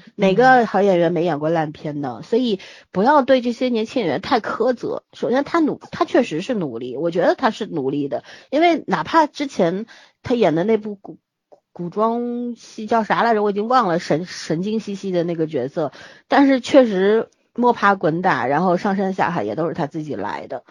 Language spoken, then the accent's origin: Chinese; Shanghai, China; 作为一个上海人，对上海的地铁还是比较熟悉的